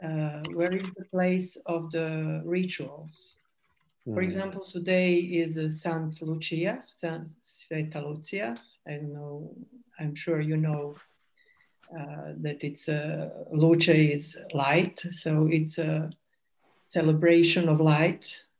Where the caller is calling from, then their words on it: Zagreb, City of Zagreb, Croatia; I'm speaking from Zagreb in Croatia.